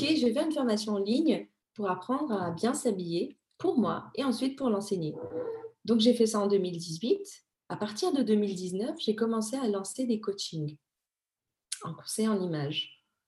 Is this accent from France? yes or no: no; Madagascar; je suis née à Madagascar